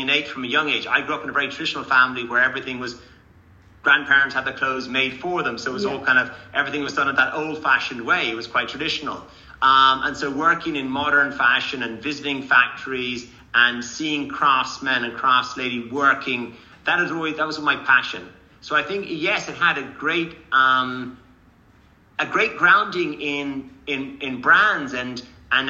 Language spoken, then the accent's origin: English; Ireland; moved away; Born in Ireland in a family and in the countryside, born and reared with horses, animals, love the countryside